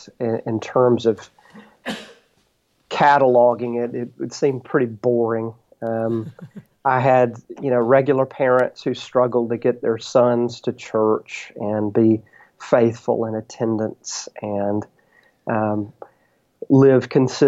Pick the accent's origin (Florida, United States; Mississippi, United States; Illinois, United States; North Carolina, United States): Mississippi, United States; Brookhaven; also born or lived in Wiggins, Mississippi / Corinth, Mississippi / Africa; I grew up in Brookhaven and graduated from Brookhaven High School